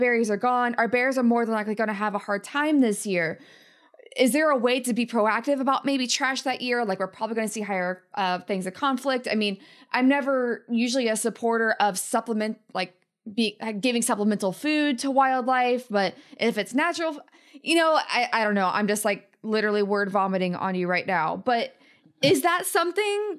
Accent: the Appalachians, United States; moved away as an adult; also born or lived in Rocky Mountains; So I was raised in the Appalachians, and then I've lived in the Rockies for almost a decade.

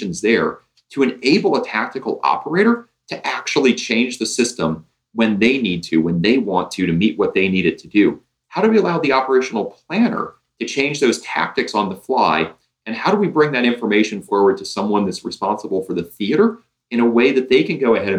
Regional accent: Indiana, United States; I'm a Hoosier by birth

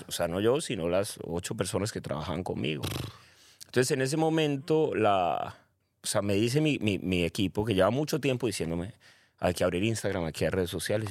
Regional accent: Cali, Valle del Cauca, Colombia; now in Medellín, Colombia; Nací en Colombia, caleño, orgullosamente caleño. Vivo en Medellín

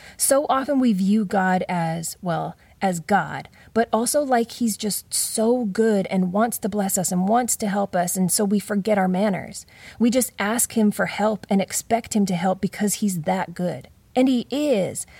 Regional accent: Canada; moved away; Growing up in Canada

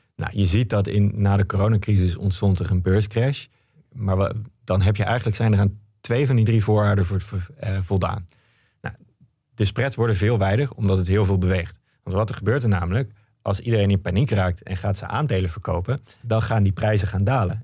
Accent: Netherlands; als Nederlander best een beetje trots op kan zijn

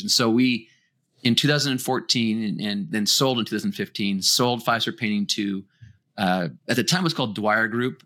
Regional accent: Winnipeg, Manitoba, Canada; I come from Winnipeg, Manitoba, Canada.

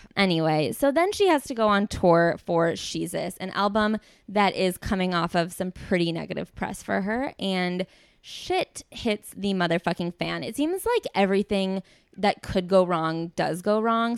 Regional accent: Midwest, United States; growing up in the Midwest and having parents who work in business

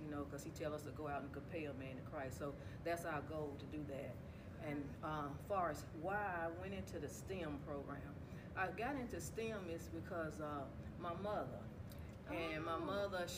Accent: Rock Hill, South Carolina, United States; where I'm from Rock Hill, South Carolina. I've been here all my life

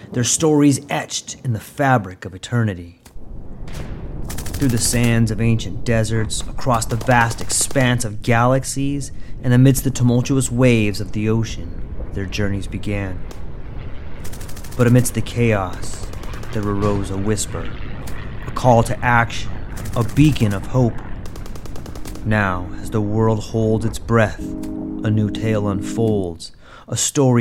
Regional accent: Southern California, United States; accent: California; moved away as an adult; also born or lived in Mexico / Hawaii; I grew up in California, Southern California

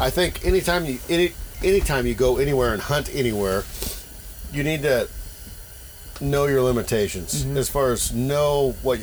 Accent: Oregon, United States; we're from Oregon

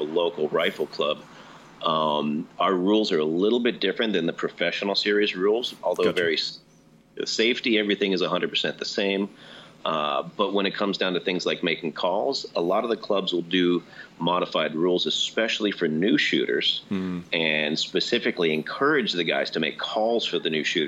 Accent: New Jersey, United States; moved away; I grew up in New Jersey

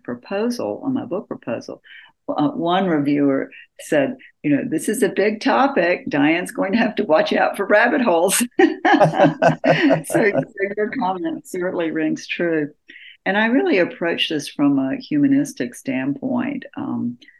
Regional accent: West Point, Georgia, United States; also born or lived in Atlanta, Georgia; I'm from Georgia, born in Atlanta and raised in a small town, West Point, Georgia, right on the Alabama line

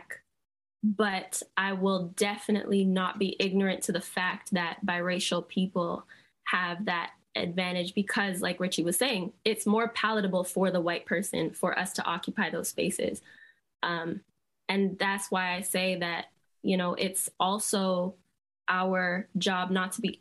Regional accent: Barbados; we're from Barbados

